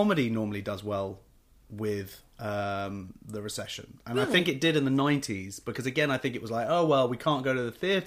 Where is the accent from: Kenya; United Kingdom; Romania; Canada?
United Kingdom; England; accent: public school; I'm English